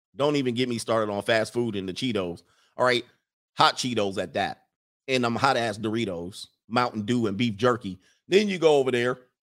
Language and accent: English; United States; as an American culture